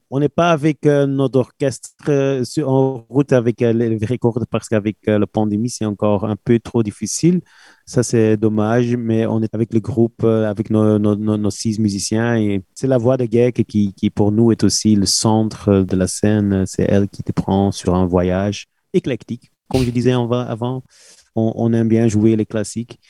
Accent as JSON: {"language": "French", "country": "Belgium", "said": "on est belge"}